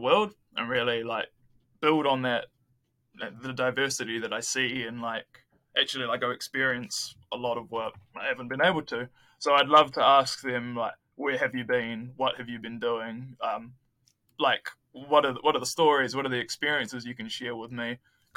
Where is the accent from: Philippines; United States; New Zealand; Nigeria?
New Zealand; I come from New Zealand where it's like a developed country